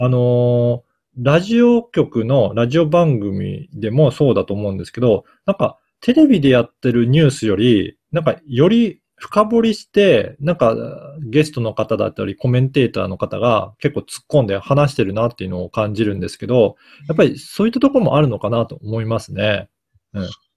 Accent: Okayama, Japan; moved away; 私の実家が、はい。岡山なんですね

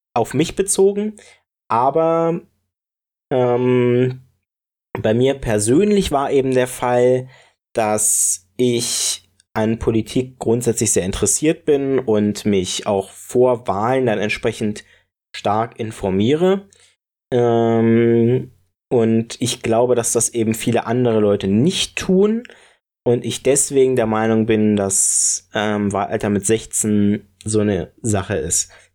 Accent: Brandenburg, Germany; ich komm aus Brandenburg

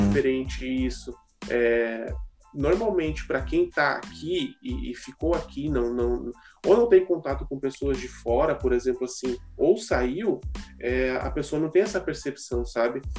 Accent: São Paulo, Brazil; moved away as an adult; now in Rio Grande do Sul, Brazil; eu sou natural de São Paulo, né? São Paulo capital. E eu moro aqui no Rio Grande do Sul fazem 10 anos

